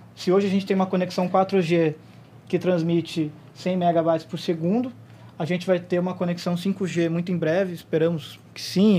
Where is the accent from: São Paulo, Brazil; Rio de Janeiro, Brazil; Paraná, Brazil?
Paraná, Brazil; Curitiba; Eu não sou daqui, eu sou de Curitiba